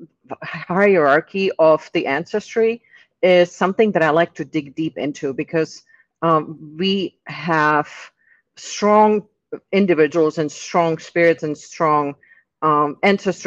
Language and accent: English; Czechia; English is a second language; moved away as an adult; now in Tampa, United States; I'm originally from the Czech Republic. I've lived here in the U.S. since my 18th birthday